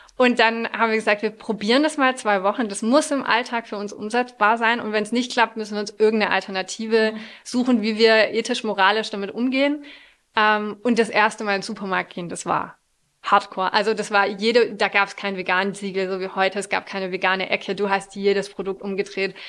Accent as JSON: {"language": "German", "country": "France", "tie": "born or raised there", "moved": "yes", "said": "Ich bin in Frankreich aufgewachsen und zur Grundschule gegangen"}